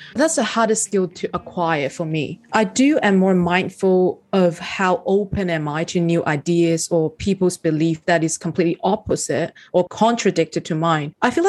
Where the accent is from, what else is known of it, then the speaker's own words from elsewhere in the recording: Hong Kong; now in Australia; Now that I came from Hong Kong to Australia, that is one of the things that I was pretty close-minded at first.